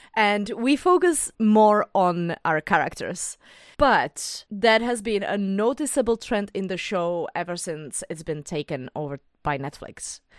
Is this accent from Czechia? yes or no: yes; Bohemia, Czechia; English is a second language; I'm from Bohemia